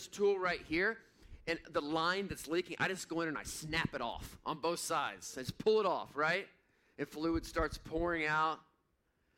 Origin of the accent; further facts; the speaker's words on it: Missouri, United States; I grew up in Missouri.